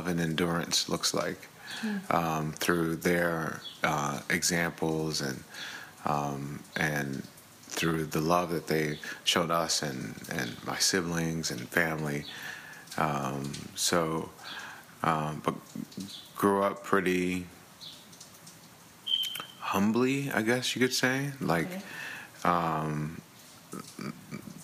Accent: Dallas, Texas, United States; also born or lived in Missouri / Chicago; I'm from Dallas, Texas, born and raised. Was raised in Buckner Terrace, which is near Pleasant Grove

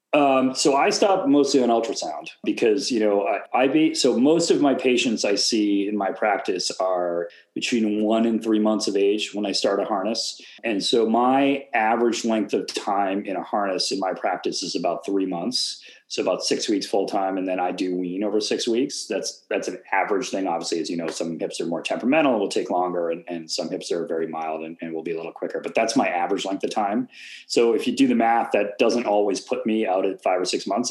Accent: Boston, Massachusetts, United States; I'd go to Fenway because I grew up in Boston

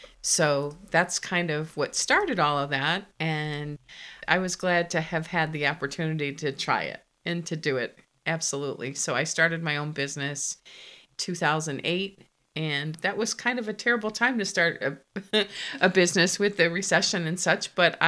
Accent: Connecticut, United States; now in Virginia, United States; I was born in Connecticut and I was the baby of four children.

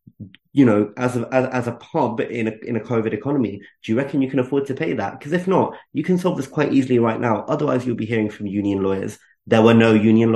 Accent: United Kingdom; I'm British and I'm Asian

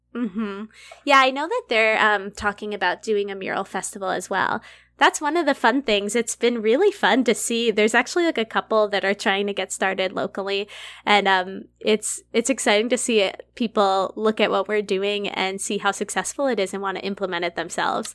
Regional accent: Massachusetts, United States; now in Humboldt, United States; I'm from Massachusetts.

